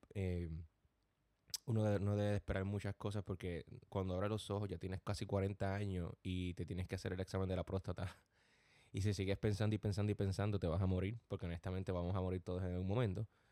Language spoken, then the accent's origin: Spanish; Gurabo, Puerto Rico; moved away as an adult; also born or lived in Cabo Rojo, Puerto Rico / Corona, Queens, New York; now in New York, United States; Nací en Cabo Puerto Rico, pero me crié en un pueblo llamado Gurabo toda mi vida.